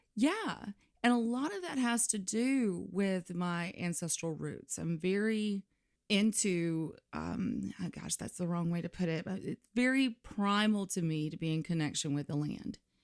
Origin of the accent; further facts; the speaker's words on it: Limestone County, North Alabama, United States; moved away; I'm from North Alabama. So that would be like Limestone County, right underneath the Tennessee line